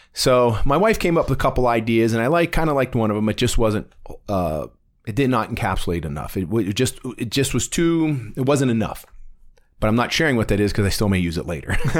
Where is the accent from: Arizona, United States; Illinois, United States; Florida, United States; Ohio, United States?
Ohio, United States; Warren; I'm from Warren, Ohio